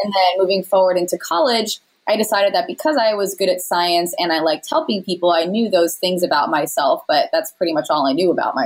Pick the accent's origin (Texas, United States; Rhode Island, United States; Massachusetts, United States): Rhode Island, United States; moved away as an adult; also born or lived in California; I'm from Rhode Island